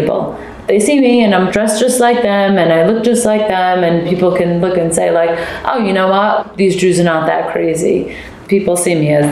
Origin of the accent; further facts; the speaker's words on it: New York City, New York, United States; also born or lived in Manhattan; I was born and raised in Brooklyn, and I live in Manhattan now